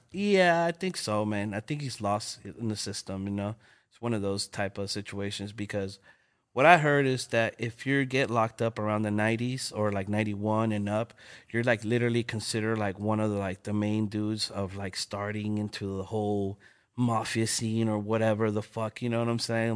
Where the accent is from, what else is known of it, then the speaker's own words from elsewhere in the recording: Los Angeles, California, United States; I'm from L A, you know, born and raised. I was born in South Central, King Hospital